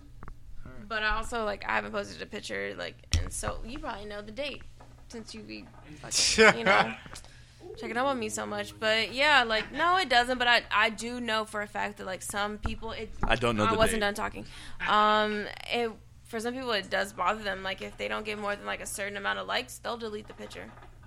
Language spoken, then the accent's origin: English; Shreveport, Louisiana, United States; I'm from Shreveport